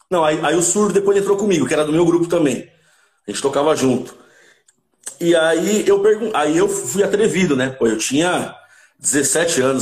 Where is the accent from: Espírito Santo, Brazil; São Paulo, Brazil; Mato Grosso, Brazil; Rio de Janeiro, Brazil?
São Paulo, Brazil; Santo André; Sou de Santo André. Santo André. André é, bairro, bairro de Camilópolis, um, um, praticamente um quarteirão de onde, de onde o … cresceu